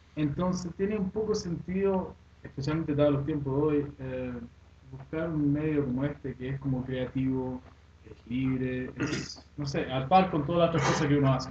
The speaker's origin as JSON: {"language": "Spanish", "country": "Sweden", "tie": "born or raised there", "second_language": "Spanish", "moved": "yes", "lives_now": "Chile", "said": "Suecia me crié allá, soy sueco"}